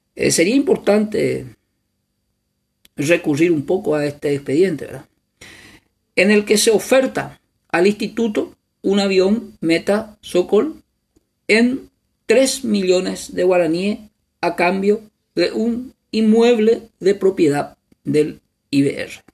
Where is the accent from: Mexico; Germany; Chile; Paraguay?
Paraguay; como paraguayos y paraguayas